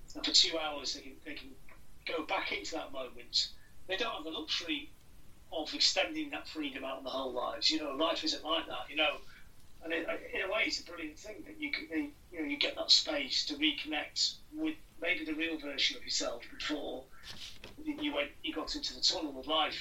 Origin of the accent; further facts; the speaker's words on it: Blackpool, North West England, United Kingdom; I grew up in Blackpool